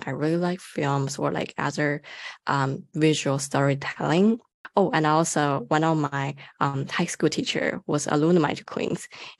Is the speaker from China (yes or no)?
yes; China; now in Canada; I'm an international student from China, and then it's been like a couple years for me to get here at Canada. It's like 6 years, which I really consider myself as more like a middle child between like my original nationality and also like my experience at Canada.